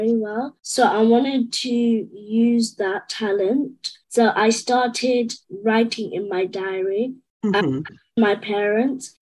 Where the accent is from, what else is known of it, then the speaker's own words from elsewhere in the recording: Croydon, London, United Kingdom; I am a British African, as I was born in Croydon